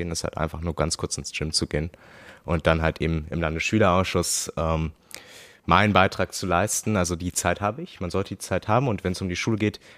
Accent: Berlin, Germany; Ich komme erstens aus Reinickendorf, ähm, gehe auf ein Gymnasium, das Gabriele vom Bülow-Gymnasium, in die 10. Klasse.

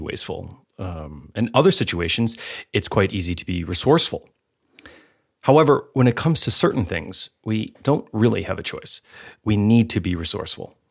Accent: United States

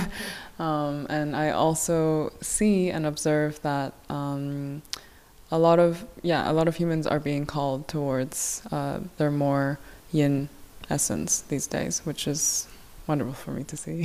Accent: Hong Kong; also born or lived in South Korea; I am originally from South Korea. I grew up in Hong Kong

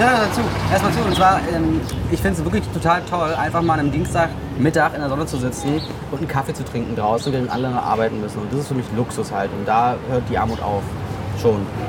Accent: Berlin, Germany; in Stegels, wo ich aufgewachsen bin

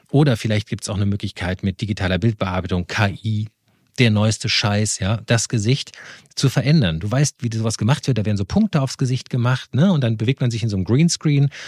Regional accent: Rhineland, Germany; moved away; ich komme ja aus dem Rheinland

